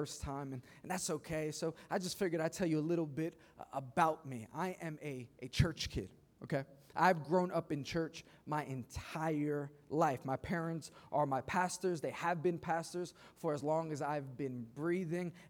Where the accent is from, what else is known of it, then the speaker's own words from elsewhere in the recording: New York City, New York, United States; I grew up in Queens